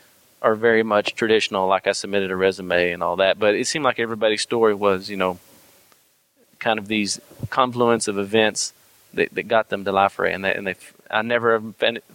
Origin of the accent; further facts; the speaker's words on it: United States; accent: Texan and Arkansas; also born or lived in Texas / Arkansas; my Texan and my Arkansas accent